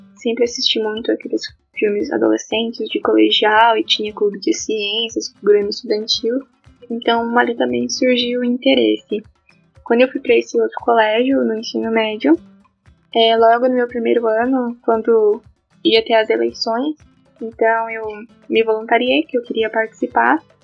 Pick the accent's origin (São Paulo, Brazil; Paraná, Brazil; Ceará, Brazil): Paraná, Brazil; Toledo; moved away as an adult; also born or lived in Curitiba; Eu sou de Toledo, mas por causa da pandemia eu tive que retornar para Toledo, ficar em casa.